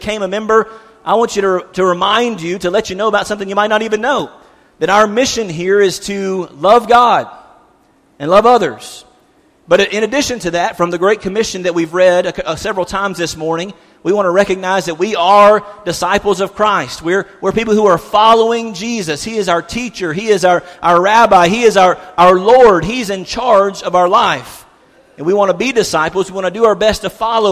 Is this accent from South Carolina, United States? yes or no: yes; South Carolina, United States; now in Cookeville, United States; I'm from South Carolina.